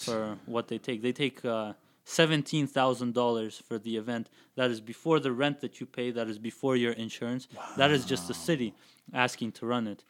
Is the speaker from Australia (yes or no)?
no; Kazakhstan; now in Calgary, Canada; I grew up in Kazakhstan, so there's a big street fighting culture over there